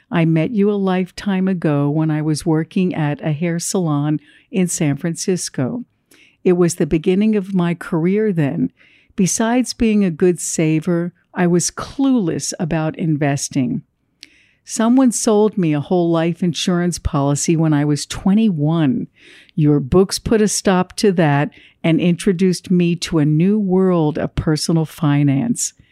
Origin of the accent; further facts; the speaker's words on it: Ho Chi Minh City, Vietnam; born there; moved away; I was born in Saigon during the Vietnam War and in 1975 lived through the total collapse of the city. In 1978, my family, with just the clothes on our backs, boarded a boat in the middle of the night to seek freedom from communist Vietnam.